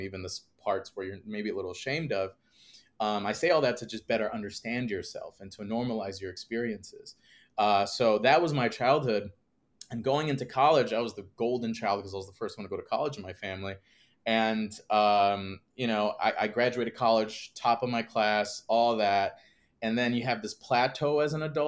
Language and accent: English; Northwest Indiana, United States; I grew up outside Chicago, Northwest Indiana